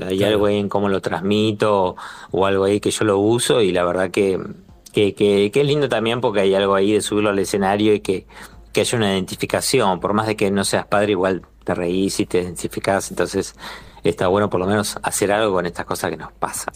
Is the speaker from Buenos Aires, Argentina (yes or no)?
yes; Buenos Aires, Argentina